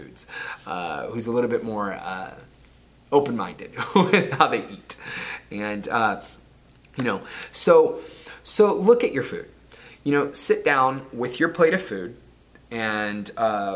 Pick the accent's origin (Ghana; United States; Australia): United States; Florida; the town that I grew up in Florida